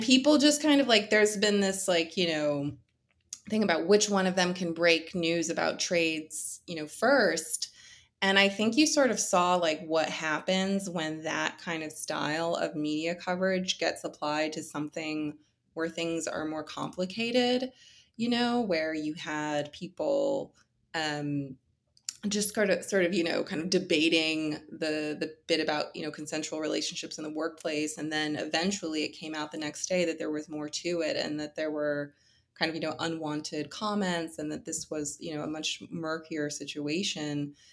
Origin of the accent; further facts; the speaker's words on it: Philadelphia, Pennsylvania, United States; I'm from Philly, so, you know, Harden's come to my city.